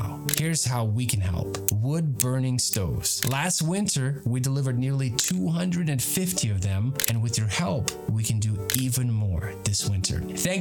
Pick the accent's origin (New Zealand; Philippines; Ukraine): Ukraine; now in United States; my home country of Ukraine